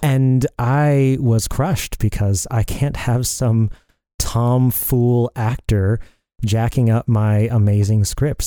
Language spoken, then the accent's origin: English; Dallas-Fort Worth area, Texas, United States; moved away as an adult; also born or lived in Colorado Springs, Colorado; So, I was born in Texas, in the Dallas-Fort Worth area. I lived most of my life there growing up.